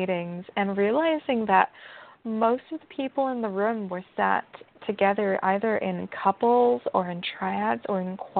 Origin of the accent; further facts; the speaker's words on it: England, United Kingdom; There was also, I grew up in England for part of my life, and I love to debate.